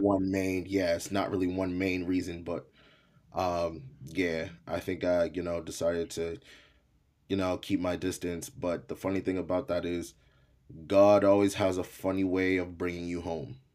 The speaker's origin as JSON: {"language": "English", "town": "Malden", "region": "Massachusetts", "country": "United States", "tie": "born or raised there", "also_born_or_lived": "Haiti", "first_language": "English", "said": "grew up in the projects for a little bit until I wanna say I was around, like, seven years old, then we moved into a middle class home, uh, out in Malden, Massachusetts"}